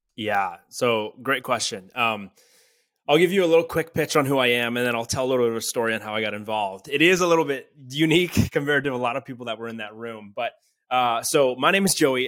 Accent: Canada; I'm from Canada. I'm from a small town.

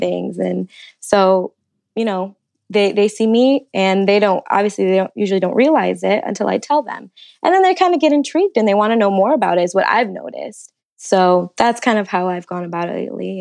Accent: Detroit, Michigan, United States; moved away as an adult; now in Indianapolis, United States; I'm originally from Michigan, the Detroit area, um, and the last year I actually moved to Indianapolis for my job

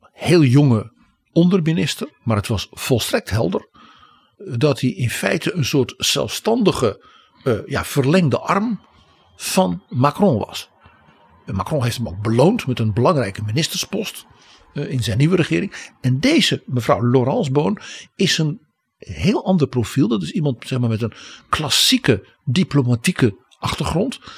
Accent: Netherlands

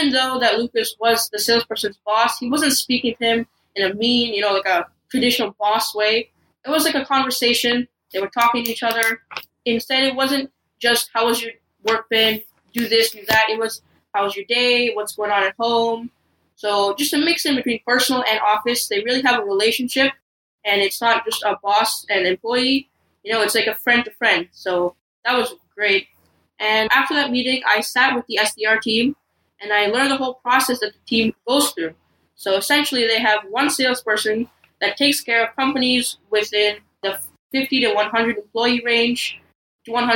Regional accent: Toronto, Ontario, Canada; I am from Toronto.

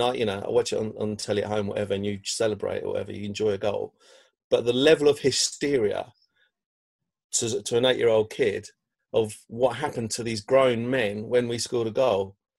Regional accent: London, United Kingdom; You know, I grew up in South East London, so really it should be Charlton or, you know, the other M-word team.

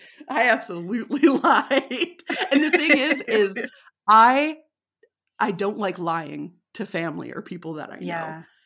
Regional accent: Texas, United States; I know there were times where I was, like, kind of playing up my accent a little bit, you know, because I knew. I knew I was far away from Texas

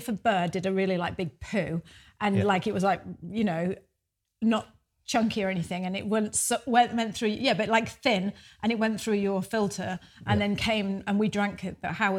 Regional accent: United Kingdom; moved away as an adult; now in New Zealand; Lived in the UK for 38 years

